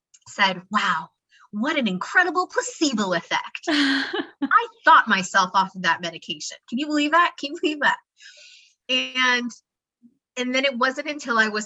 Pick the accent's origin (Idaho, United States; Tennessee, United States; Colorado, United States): Idaho, United States; I grew up in Idaho